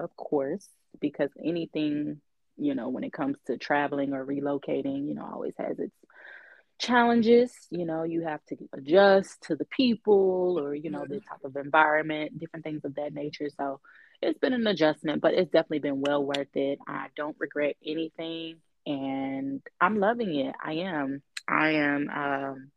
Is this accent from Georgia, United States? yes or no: yes; Georgia, United States; born or raised there; moved away as an adult; also born or lived in Little Rock, Arkansas; now in Houston, United States